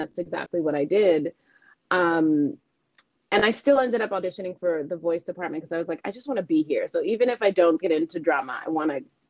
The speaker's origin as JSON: {"language": "English", "town": "New York City", "region": "New York", "country": "United States", "tie": "born or raised there", "said": "So to give you some of that backstory, I am from New York City."}